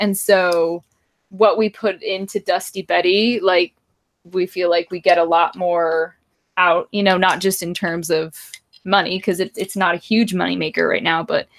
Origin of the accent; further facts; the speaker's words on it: Northern California, United States; I'm from Northern California